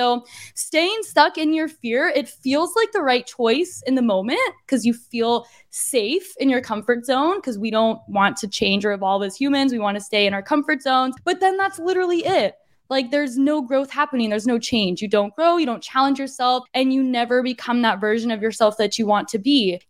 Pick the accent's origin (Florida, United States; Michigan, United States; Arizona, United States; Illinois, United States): Arizona, United States; moved away as an adult; now in San Diego, United States; It's just that I was born and raised in Arizona. I've been a desert girly for a long time, for like 2 decades. I was living in Arizona.